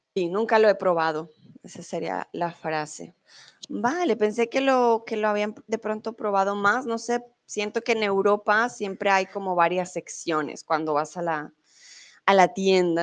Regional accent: Colombia; now in Mexico; yo soy colombiana

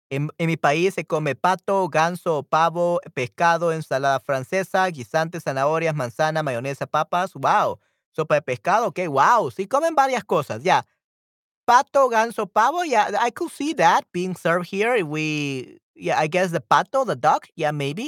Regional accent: El Salvador

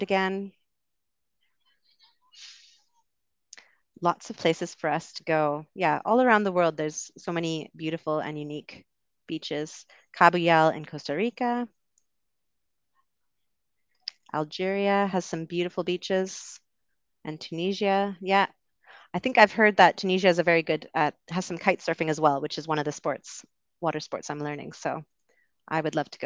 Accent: Vancouver, British Columbia, Canada; I am also from Vancouver

